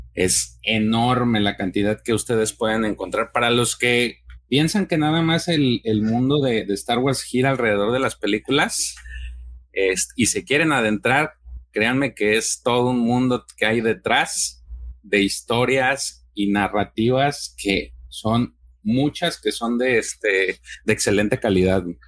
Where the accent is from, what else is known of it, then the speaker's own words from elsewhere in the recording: Mexico; como mexicano